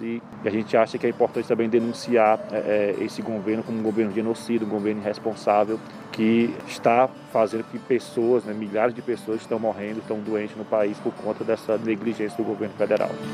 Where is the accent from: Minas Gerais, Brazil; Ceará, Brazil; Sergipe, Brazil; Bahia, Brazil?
Ceará, Brazil; Fortaleza; sou de Fortaleza, Ceará, da Coordenação Nacional do MTST